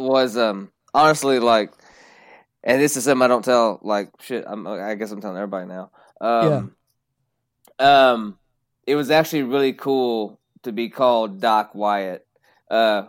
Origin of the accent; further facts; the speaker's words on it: Kentucky, United States; Well, I'm from Kentucky, so I've always been good at that.